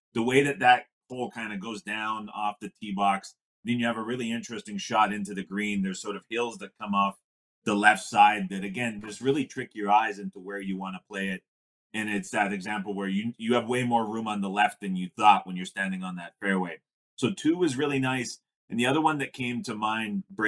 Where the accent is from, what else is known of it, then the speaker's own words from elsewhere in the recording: Canada; I'm from Canada here